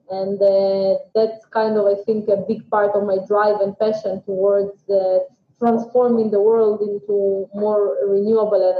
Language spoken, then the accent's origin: English; Ukraine; now in Israel; So uh, I currently live in Israel, but uh, I wasn't born here. I was born in Ukraine in 1986.